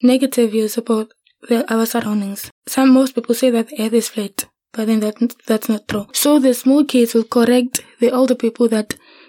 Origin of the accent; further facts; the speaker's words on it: Cape Town, Western Cape, South Africa; I'm from Cape Town, Western Cape. I grew up in Khayelitsha and I went to a colony primary school. Then after that, I went to Masile High School.